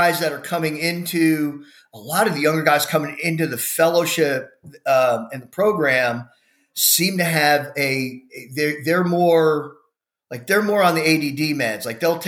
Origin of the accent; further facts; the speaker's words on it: Houston, Texas, United States; where we grew up in the Spring Branch area of Houston